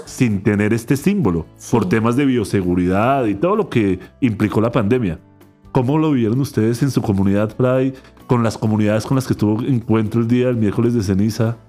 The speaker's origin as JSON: {"language": "Spanish", "country": "Colombia", "said": "principalmente como colombianos"}